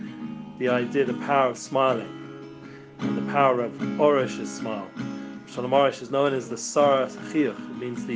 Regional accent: England, United Kingdom; now in Israel; I grew up in England

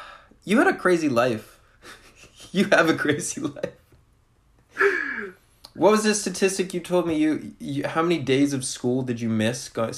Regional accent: Rhode Island, United States; I'm from Rhode Island.

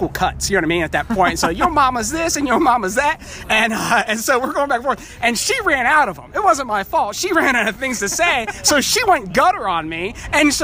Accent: Midwest, United States; moved away as an adult; also born or lived in New York City; I was raised in the Midwest

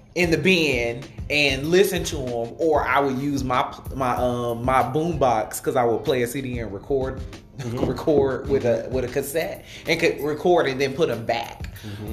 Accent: Detroit, Michigan, United States; I am from Detroit

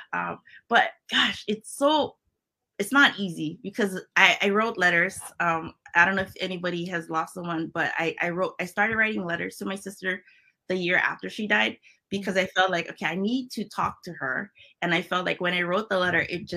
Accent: Hawaii, United States; accent: Hawaiian Pidgin; first language Hawaiian Pidgin English; moved away; my first language is Pidgin English, which is, it's a combination of Filipino, Hawaiian, and it's just a mix

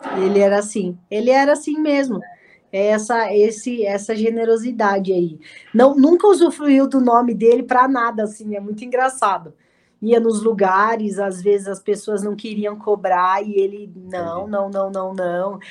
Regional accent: Santo André, São Paulo, Brazil; Eu nasci em Santo André. Eu sou do Santo... ABC

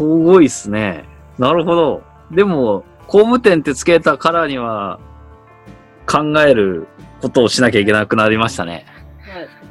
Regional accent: Tohoku, Japan; 東北生まれの僕

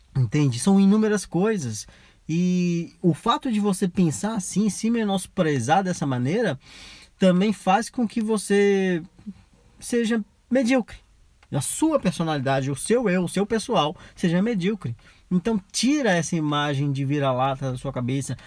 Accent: Brazil; eu sou brasileiro

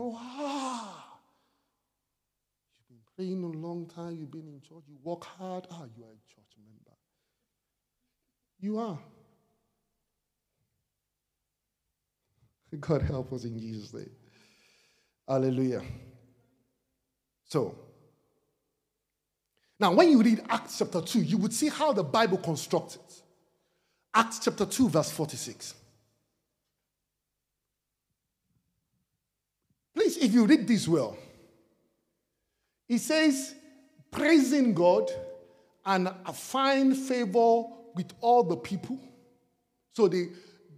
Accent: Nigeria; I am Nigerian because I come from Nigeria.

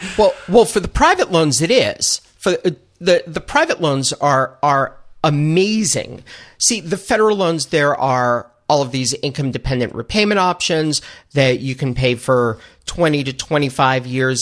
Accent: New York, United States; also born or lived in Buffalo; I am born and raised in New York

